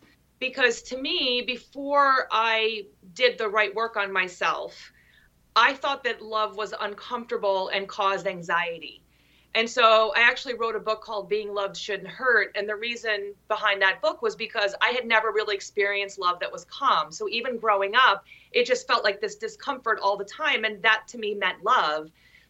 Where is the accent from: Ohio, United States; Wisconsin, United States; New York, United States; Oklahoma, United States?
New York, United States; Long Island; I'm from Long Island, New York, which is different from like every area in New York